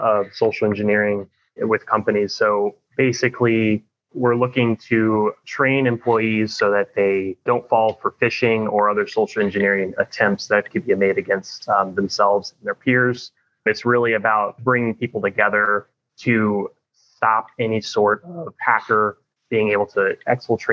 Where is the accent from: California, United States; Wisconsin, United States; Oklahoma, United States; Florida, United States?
Florida, United States; St. Petersburg; I was born and raised in St. Petersburg, Florida. So I'm a Florida native